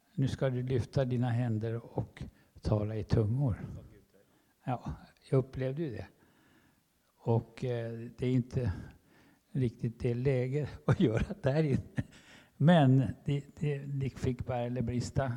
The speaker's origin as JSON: {"language": "Swedish", "country": "Sweden", "said": "I come from Sweden"}